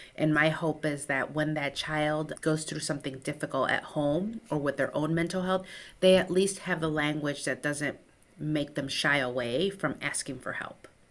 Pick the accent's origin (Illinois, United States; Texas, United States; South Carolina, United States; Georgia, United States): Illinois, United States; Chicago; first language Spanish; English is a second language; I grew up on the south side of Chicago to a first generation Mexican-American family